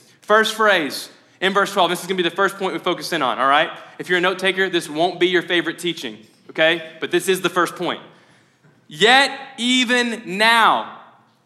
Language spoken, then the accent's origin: English; Mayfield, Kentucky, United States; I'm from Mayfield